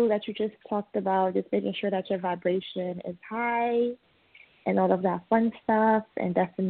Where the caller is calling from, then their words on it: New York City, New York, United States; I'm calling from Queens.